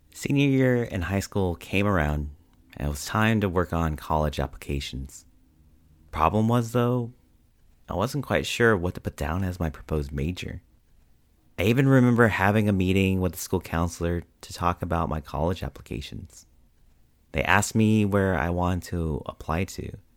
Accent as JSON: {"language": "English", "country": "United States", "said": "my experiences have been growing up as both a Filipino and Asian American"}